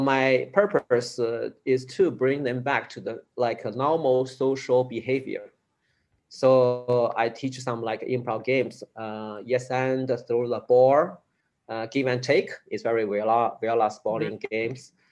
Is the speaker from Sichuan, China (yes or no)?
yes; Chengdu, Sichuan, China; I moved to the big city, my hometown, uh, Chengdu city